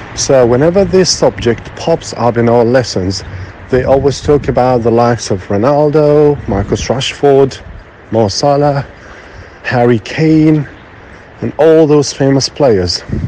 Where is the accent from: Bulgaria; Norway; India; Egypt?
Egypt; moved away as an adult; now in Turkey; I'm originally from Egypt, but I've been teaching in Turkey for seven and a half years.